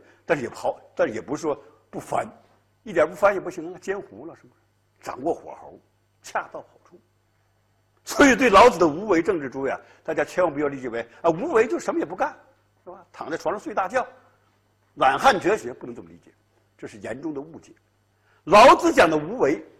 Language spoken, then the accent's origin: Chinese; China; 我们中国人特别善于这一套，悠悠无尽的历史烟云，血雨腥风的政治事件，啊，都能被我们中国人呐用时光之水洗净它的血污